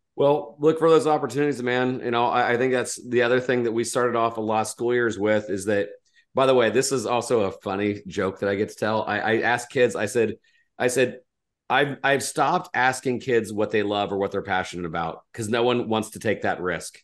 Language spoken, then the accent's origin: English; Indiana, United States; I was from Indiana